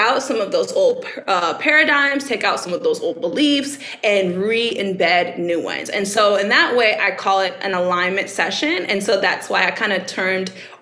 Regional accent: Baton Rouge, Louisiana, United States; I'm from Baton Rouge

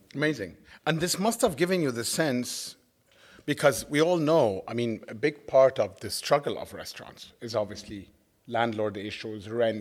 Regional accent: Cairo, Cairo Governorate, Egypt; moved away; also born or lived in New York; I grew up in Cairo, which I'm in love, in love

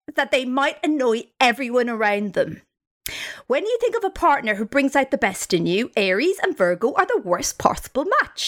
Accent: Ireland; Growing up in Ireland, it's not like we've got like stage schools everywhere.

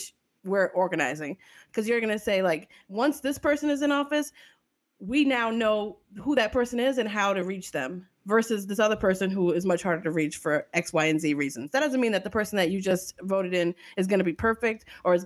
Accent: New Orleans, Louisiana, United States; I'm from New Orleans

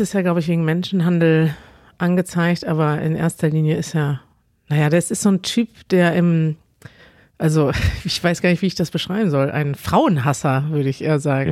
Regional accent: Germany; Als Deutsche

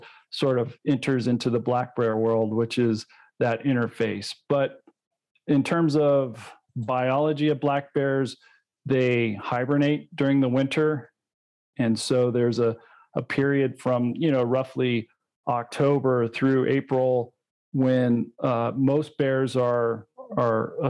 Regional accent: Colorado, United States; my home state of Colorado

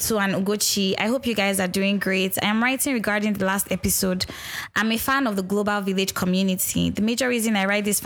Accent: Nigeria; being Nigerian, religion is a huge part

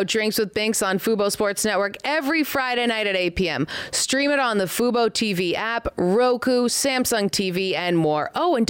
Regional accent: Canada; accent: Canadian; That sounded so Canadian. I've tried to get rid of my Canadian accent.

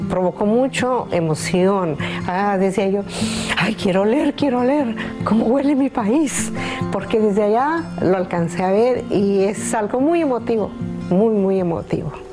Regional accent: Guadalajara, Jalisco, Mexico; now in Los Angeles, United States; soy originaria de Guadalajara, Jalisco

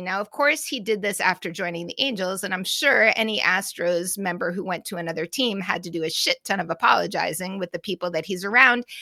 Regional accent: Massachusetts, United States; I'm from Massachusetts

